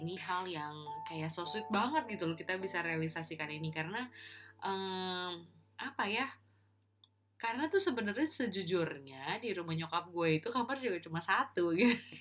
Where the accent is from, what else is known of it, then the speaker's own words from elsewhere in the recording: Bekasi, West Java, Indonesia; di rumah di kampung halamanku di Bekasi di Pondok Gede